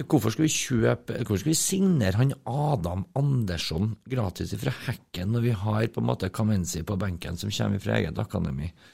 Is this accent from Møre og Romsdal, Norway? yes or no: no; Trøndelag, Norway; Som trøndere